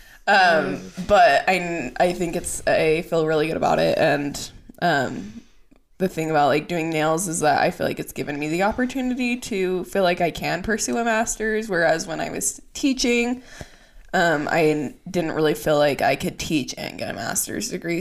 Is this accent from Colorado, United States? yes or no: no; Utah, United States; we're from Utah. Our parents are from Utah. All of our family lives in Utah.